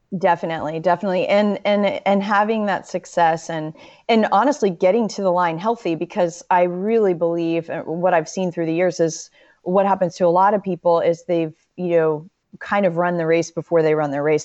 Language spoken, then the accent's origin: English; Western North Carolina, United States; also born or lived in Florida; I really grew up, my formative years were more in Western North Carolina